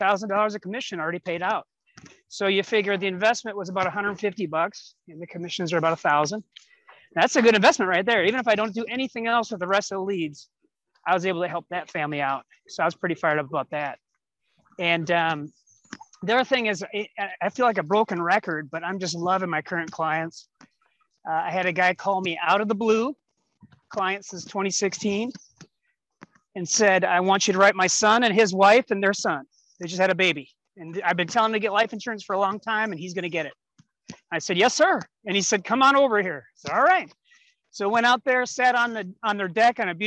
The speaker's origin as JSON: {"language": "English", "town": "West St. Paul", "region": "Minnesota", "country": "United States", "said": "I'm from West St. Paul, Minnesota, which is south of St. Paul"}